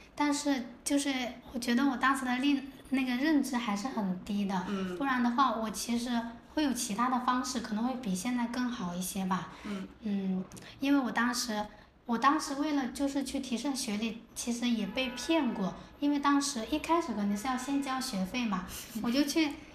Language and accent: Chinese; Fengcheng, Jiangxi, China; now in Shenzhen, China; 我的故乡是在江西丰城。嗯。我我现在是坐标在中国第一个经济特区彭城，也就是深圳啦